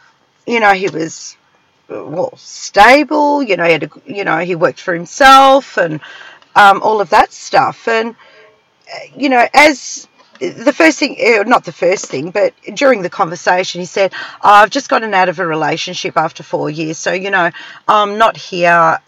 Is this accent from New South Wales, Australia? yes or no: no; South Yarra, Victoria, Australia; I was from South Yarra.